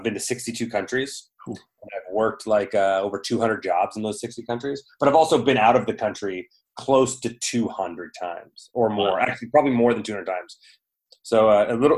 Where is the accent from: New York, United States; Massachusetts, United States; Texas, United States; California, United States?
California, United States; Southern; I grew up in Southern California, pretty much a California kid